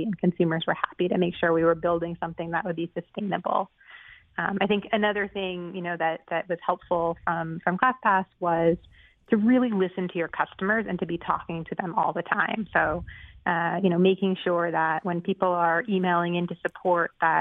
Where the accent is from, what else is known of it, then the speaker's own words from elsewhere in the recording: Boston, Massachusetts, United States; I'm from the Boston area originally